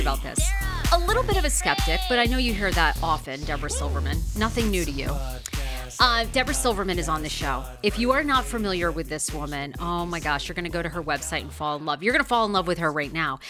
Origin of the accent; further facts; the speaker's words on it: Waterville, Maine, United States; the place I was born in Waterville, Maine